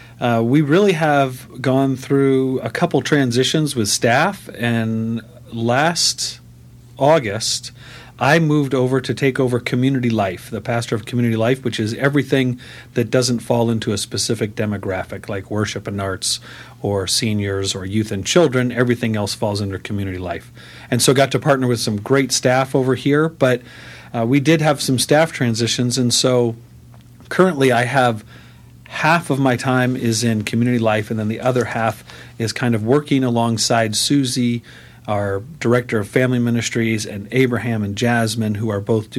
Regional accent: Del Mar, California, United States; I grew up here in San Diego in Del Mar

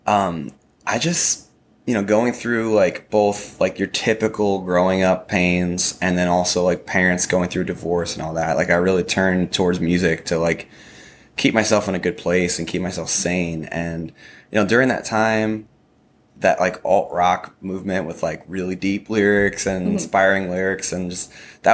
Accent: upstate New York, United States; now in Nashville, United States; I'm from upstate New York

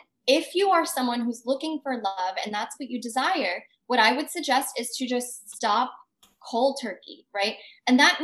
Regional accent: United States; being an Indian American

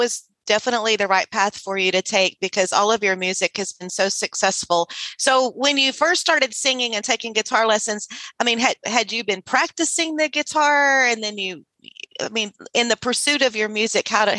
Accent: Sealy, Texas, United States; I'm a Sealy girl. My hometown and my roots are in Sealy in Austin County

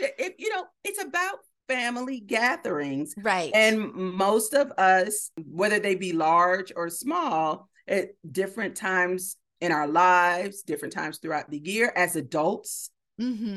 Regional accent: Miami, Florida, United States; moved away; Miami, my hometown

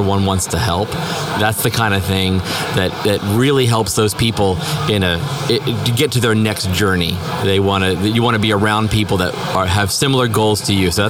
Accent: Albuquerque, New Mexico, United States; I'm a financial advisor with Edward Jones, and I am from Albuquerque, New Mexico

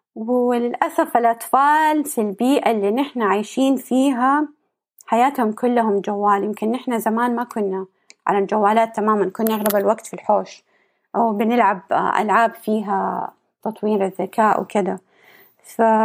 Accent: Saudi Arabia; عندنا في السعودية

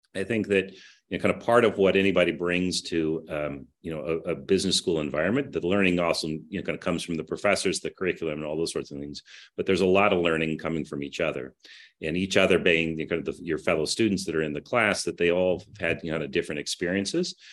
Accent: Kansas City, United States; moved away as an adult; also born or lived in Herington, Kansas / New York; I grew up in Kansas City

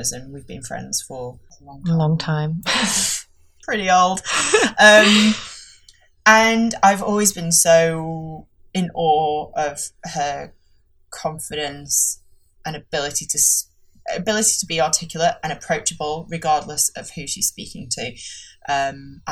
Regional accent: Yorkshire and the Humber, United Kingdom; accent: Yorkshire; my Yorkshire accent comes out

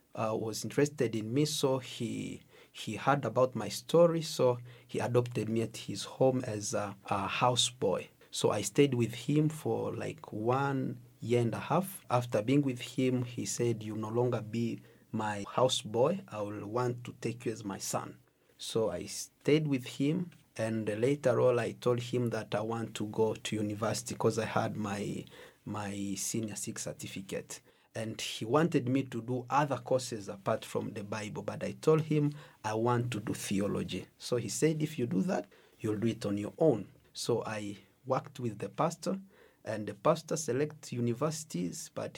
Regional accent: DR Congo; English is a second language; now in Uganda; First of all, I came from Congo. As a refugee, I was running for my life because the place where I was staying, there was a lot of fight. So I had to run to Uganda.

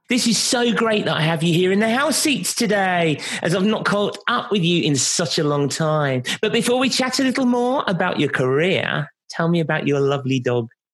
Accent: London, United Kingdom; here in my hometown of London

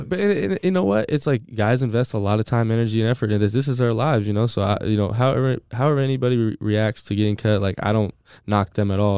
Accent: San Diego, California, United States; moved away as an adult; also born or lived in Gainesville, Florida; now in Tampa, United States; I'm from San Diego

